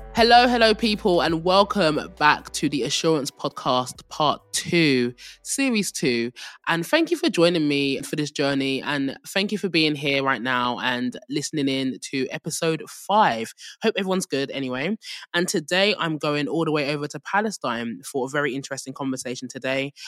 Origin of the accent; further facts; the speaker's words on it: England, United Kingdom; accent: English; with my English accent